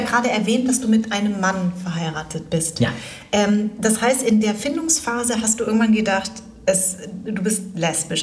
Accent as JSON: {"language": "German", "country": "Germany", "said": "als ich klein war, habe ich gesagt, ich bin Deutsch. Dann habe ich irgendwann gesagt, ich bin Vietnamesin. Dann habe ich irgendwann gesagt, ich bin Deutsch-Vietnamesin"}